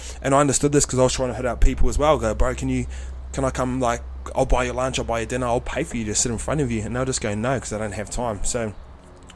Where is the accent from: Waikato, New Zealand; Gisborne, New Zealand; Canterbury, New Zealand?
Waikato, New Zealand; Tokoroa; moved away; I grew up in Tukurua